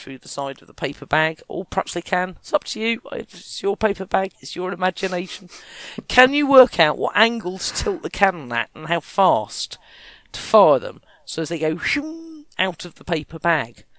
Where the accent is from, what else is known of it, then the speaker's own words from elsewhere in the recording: Kent, South East England, United Kingdom; I was from Kent